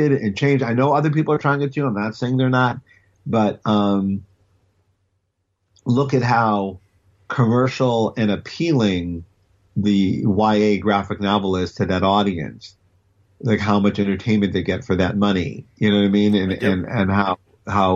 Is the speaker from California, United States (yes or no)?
no; Cleveland, Ohio, United States; moved away; me growing up in Cleveland